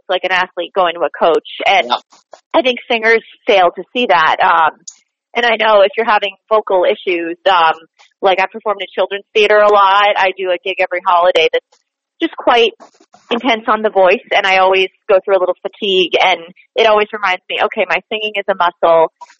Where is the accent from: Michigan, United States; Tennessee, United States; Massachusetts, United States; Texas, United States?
Massachusetts, United States; Boston; accent: Boston; also born or lived in New Jersey; now in New York, United States; So I grew up in Boston. I went to college in New Jersey, so that kind of got me transitioning to New York